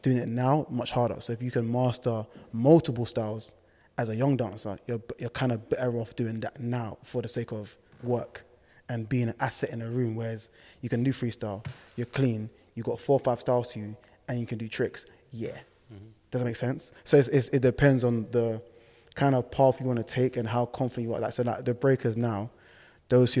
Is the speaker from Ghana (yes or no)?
yes; Ghana; now in United Kingdom; we love to dance, we're from Ghana